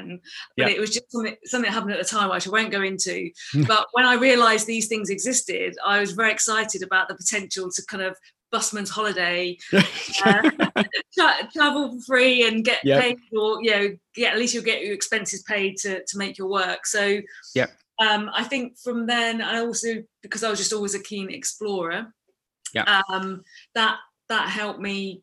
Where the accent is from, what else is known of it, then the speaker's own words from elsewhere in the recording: England, United Kingdom; I grew up in England mostly